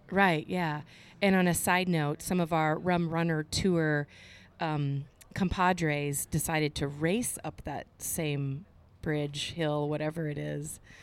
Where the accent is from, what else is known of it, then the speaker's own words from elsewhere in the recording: Cedar Rapids, Iowa, United States; in my hometown in Cedar Rapids